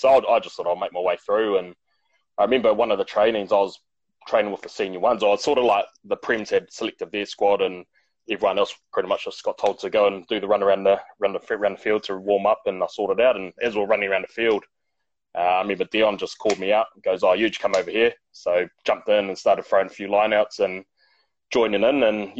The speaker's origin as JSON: {"language": "English", "town": "Whanganui", "region": "Manawatū-Whanganui", "country": "New Zealand", "tie": "born or raised there", "also_born_or_lived": "Lower Hutt / Taranaki / Petone", "moved": "yes", "said": "So we're a very Petone family. So I was born in Lower Hutt, but then moved to Taranaki initially and then on to Whanganui when I was four. So that's still classed as home for me."}